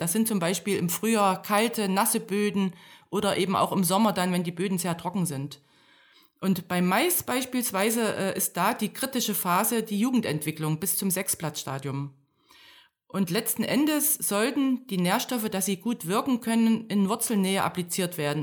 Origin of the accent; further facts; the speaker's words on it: Thuringia, Germany; moved away as an adult; also born or lived in Berlin; Ich, ich komme aus Thüringen. Ich bin in einem kleinen Dorf aufgewachsen und dann zum Studium nach Berlin gekommen